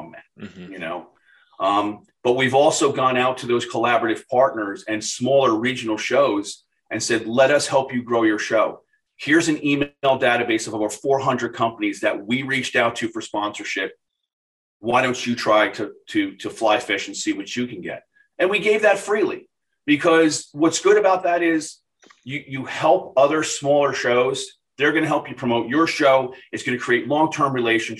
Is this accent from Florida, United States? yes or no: yes; Boca Raton, Florida, United States; my hometown here in Boca